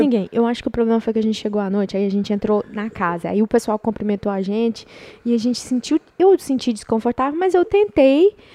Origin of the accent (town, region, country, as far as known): Goiás, Brazil; moved away